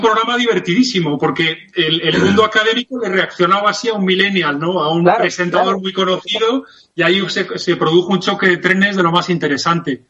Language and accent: Spanish; Spain